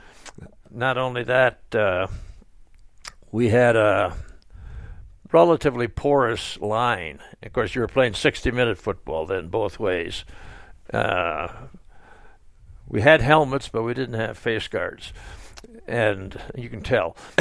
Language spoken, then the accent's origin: English; Sheboygan, Wisconsin, United States; moved away; was born in Sheboygan, Wisconsin, and I went through high school years there